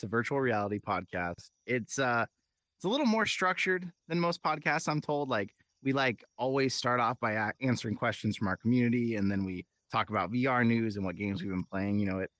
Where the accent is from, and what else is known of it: California, United States; born or raised there